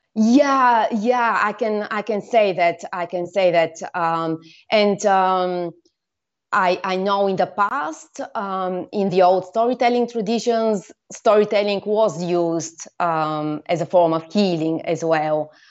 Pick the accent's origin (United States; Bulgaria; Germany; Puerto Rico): Bulgaria; I come from Bulgaria, where I lived most of the time